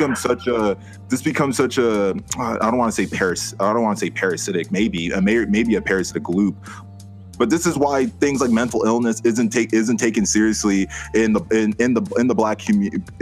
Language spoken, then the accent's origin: English; Lakewood, Colorado, United States; growing up in Colorado, most of my friends were white